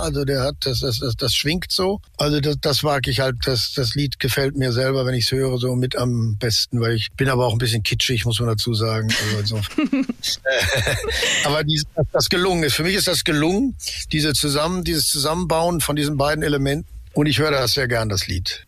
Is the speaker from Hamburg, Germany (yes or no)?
no; Ruhr area, North Rhine-Westphalia, Germany; Ich bin halt im Ruhrgebiet aufgewachsen